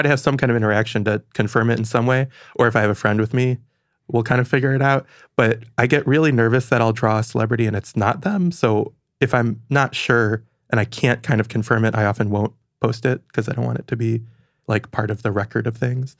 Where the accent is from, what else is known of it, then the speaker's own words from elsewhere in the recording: Franklin, Michigan, United States; now in New York, United States; I'm from Michigan, and I like going back there a lot